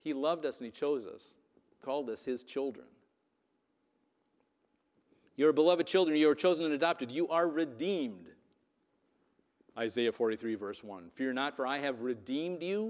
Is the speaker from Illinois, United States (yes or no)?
no; Wisconsin, United States; I was from Wisconsin